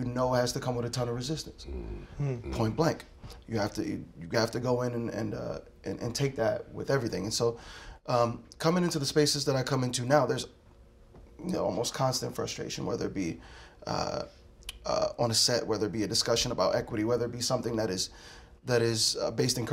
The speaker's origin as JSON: {"language": "English", "town": "Philadelphia", "region": "Pennsylvania", "country": "United States", "tie": "born or raised there", "said": "I grew up in South Philly"}